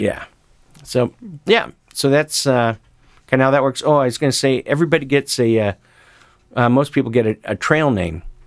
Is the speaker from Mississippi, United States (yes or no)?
no; Sisters, Oregon, United States; my hometown of Sisters, Oregon